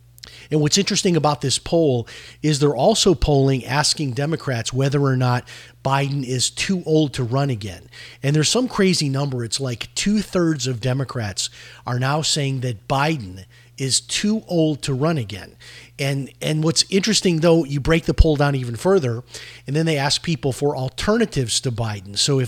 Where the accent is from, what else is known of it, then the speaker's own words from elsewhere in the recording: Chicago, Illinois, United States; Lisa and I grew up together in Chicago.